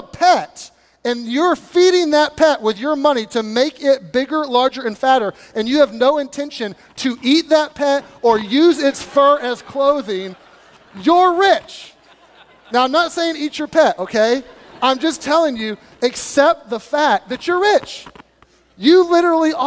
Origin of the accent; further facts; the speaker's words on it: United States; as American people